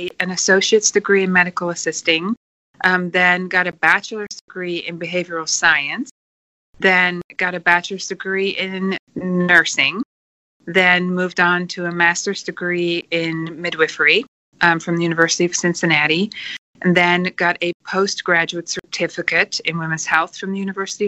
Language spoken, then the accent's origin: English; Netherlands; moved away; also born or lived in New Zealand; I'm originally from Holland